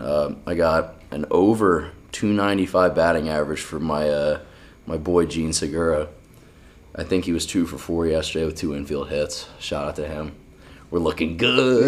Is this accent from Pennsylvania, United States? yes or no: yes; Philadelphia, Pennsylvania, United States; I had my hometown Phils